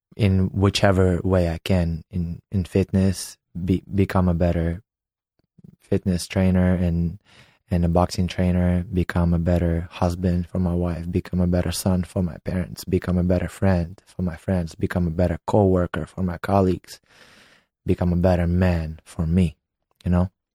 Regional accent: Ukraine; English is a second language; moved away as an adult; also born or lived in United States; now in Los Angeles, United States; I was born and raised in Ukraine

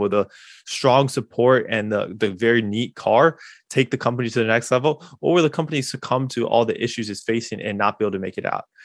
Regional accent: Bloomington, Illinois, United States; also born or lived in Normal, Illinois; I grew up in Bloomington

